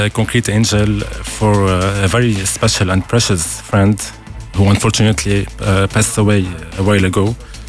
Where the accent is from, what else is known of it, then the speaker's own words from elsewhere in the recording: Beirut, Beirut Governorate, Lebanon; From Beirut, Lebanon.